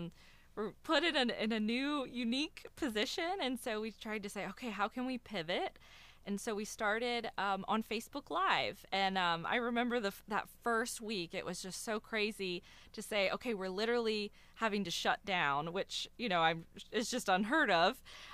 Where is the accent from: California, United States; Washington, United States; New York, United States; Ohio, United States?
Ohio, United States; Loveland; So I grew up in Loveland in Cincinnati.